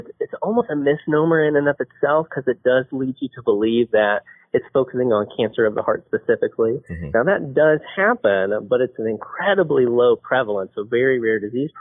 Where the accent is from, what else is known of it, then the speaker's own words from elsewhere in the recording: Huntington, West Virginia, United States; moved away as an adult; also born or lived in Portland, Oregon / Louisville, Kentucky; I grew up in Huntington, West Virginia, and I stayed there for undergrad and medical school at Marshall University.